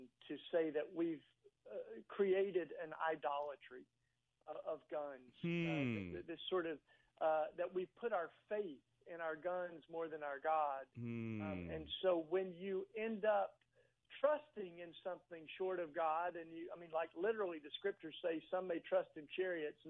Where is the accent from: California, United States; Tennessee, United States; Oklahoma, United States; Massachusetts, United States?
Tennessee, United States; East; now in Philadelphia, United States; I grew up in East Tennessee